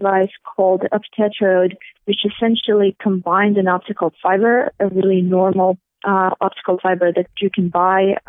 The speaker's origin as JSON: {"language": "English", "town": "St. Petersburg", "region": "Saint Petersburg", "country": "Russia", "tie": "born or raised there", "moved": "as an adult", "said": "I'm ethnically Russian, as you can all figure out from my name, and I grew up in St. Petersburg"}